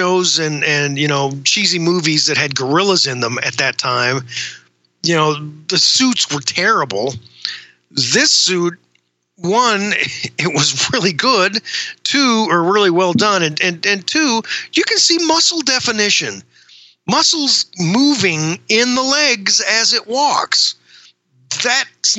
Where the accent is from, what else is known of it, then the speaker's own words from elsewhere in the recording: Missouri, United States; I'm from Missouri. In fact, I still live here.